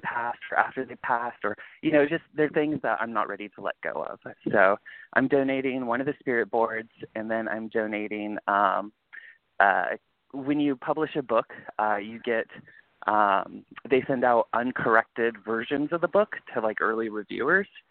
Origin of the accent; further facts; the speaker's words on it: California, United States; moved away; also born or lived in East Coast; I was raised in California